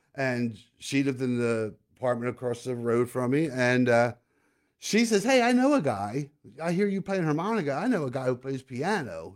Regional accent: Collingdale, Pennsylvania, United States; now in Lancaster, United States; I'm a Delco kid. Shout out to Delmar Village in Collindale. Um, growing up in Delco, which is a suburb of Philly

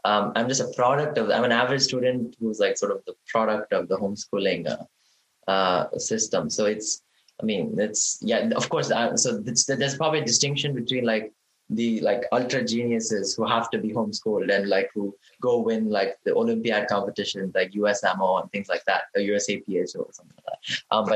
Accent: India; moved away; growing up in India

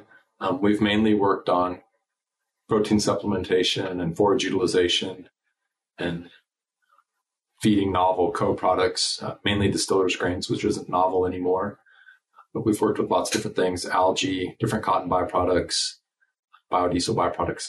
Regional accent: United States; also born or lived in Nebraska / Colorado; now in Texas, United States; I grew up in Nebraska and Colorado

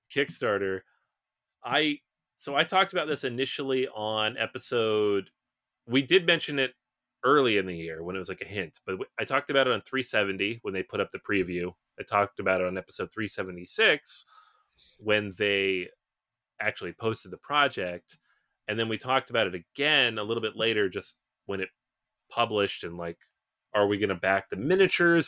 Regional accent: Seattle, Washington, United States; moved away as an adult; I'm from the Pacific Northwest, I'm from Seattle, it's where I was born, I spent most of my time there until I was about twenty-three, twenty-four

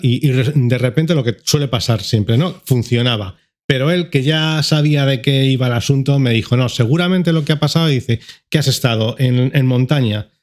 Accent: Madrid, Community of Madrid, Spain; como madrileño

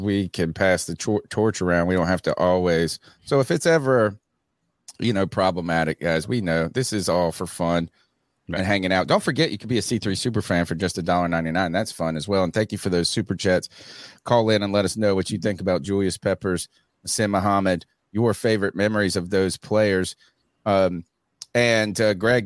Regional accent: Eastern North Carolina, United States; I'm from Eastern North Carolina. I grew up in the 80s

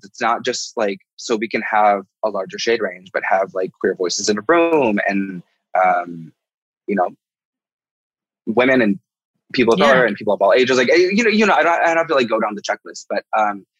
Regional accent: Midwest, United States; a little queer person growing up in the Midwest

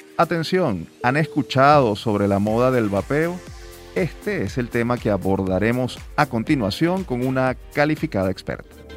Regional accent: Venezuela; como venezolanos, como padres y por supuesto como ciudadanos

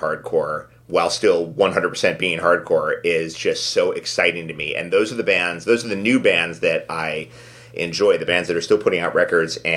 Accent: New York City, New York, United States; I grew up in New York City

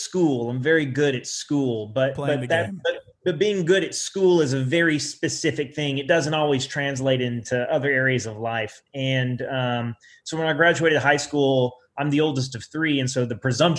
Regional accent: Southeast Oklahoma, United States; I'm from Southeast Oklahoma

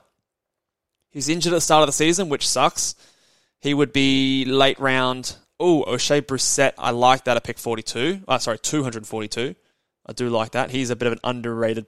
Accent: Australia; accent: Aussie; my Aussie accent

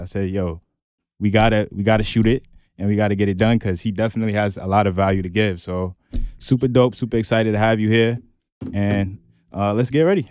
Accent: New York City, New York, United States; me and Cody, we're from Brooklyn

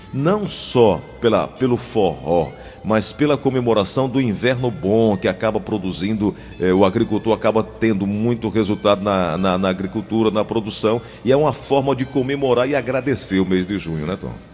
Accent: Cajazeiras, Paraíba, Brazil; onde eu nasci, Cajazeiras

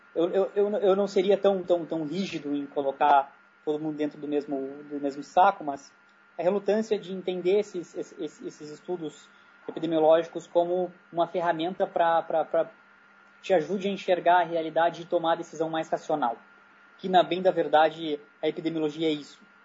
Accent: Brazil; como brasileiro lá no meio

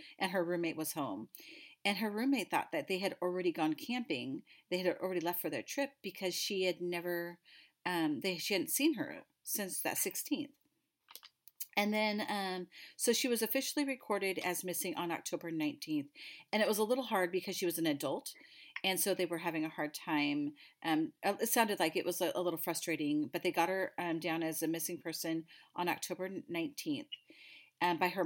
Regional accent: Oregon, United States; we're from Oregon

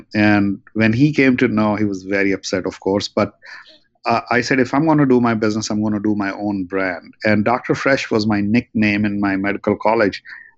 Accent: New Delhi, Delhi, India; also born or lived in Russia / New York, United States; now in Los Angeles, United States; Interestingly enough, you might have heard that I am originally from New Delhi and I went to Russia. From Russia, I came to New York and to Los Angeles.

